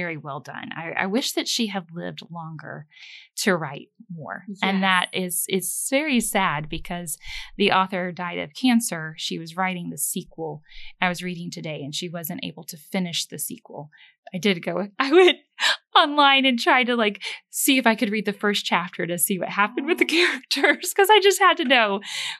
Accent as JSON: {"language": "English", "region": "the South", "country": "United States", "tie": "born or raised there", "said": "growing up in the South all my life"}